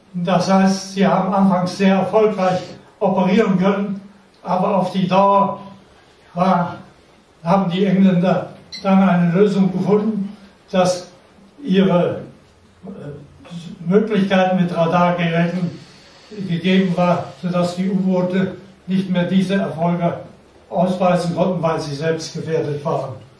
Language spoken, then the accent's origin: German; near Hann. Münden, Lower Saxony, Germany; Ich wurde geboren in der Nähe von Hannoverischmünden in einem Dorf. Zwischen Wiershausen und Rüppelshausen. Das nennt sich das Ilztal. In diesem Tal, von Bergen umgeben und Wäldern, habe ich meine Jugendzeit verbracht